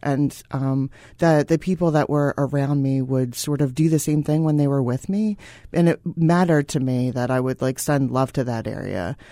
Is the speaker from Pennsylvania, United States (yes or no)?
yes; Philadelphia, Pennsylvania, United States; I'm from Philadelphia